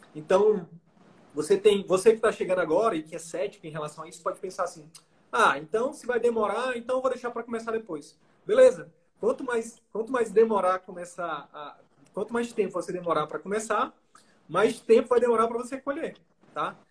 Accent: Picos, Piauí, Brazil; moved away; eu sou lá de Picos, nome da minha cidade. Na verdade, eu sou da comunidade rural de Picos, que é uma cidade do interior do Piauí

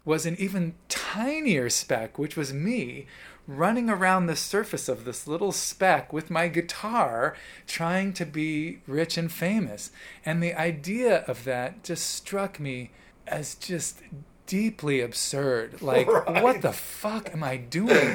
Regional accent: Evanston, Illinois, United States; moved away as an adult; also born or lived in Chicago / New York; I grew up in Evanston, Illinois

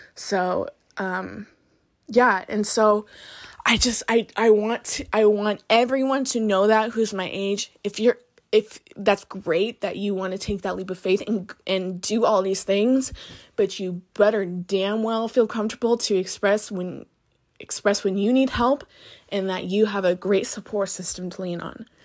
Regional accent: Butte County, California, United States; moved away as an adult; now in Sonoma County, United States; growing up in Butte County

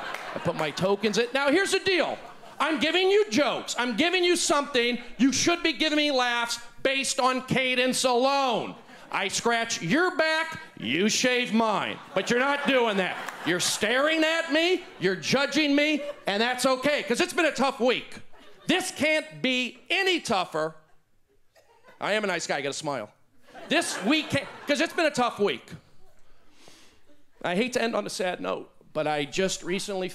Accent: New Mexico, United States; I'm from New Mexico, pioneering Jews of the Southwest.

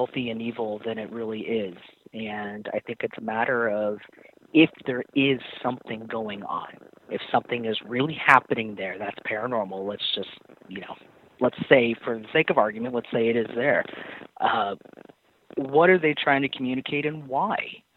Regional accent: Orange County, California, United States; I grew up in Orange County, live in Orange County, still

